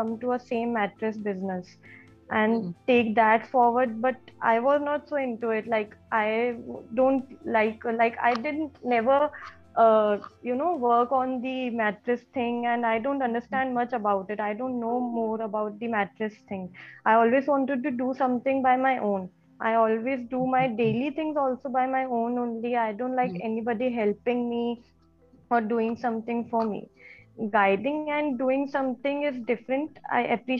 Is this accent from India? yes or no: yes; Jodhpur, Rajasthan, India; I'm born and brought up in Jodhpur, Rajasthan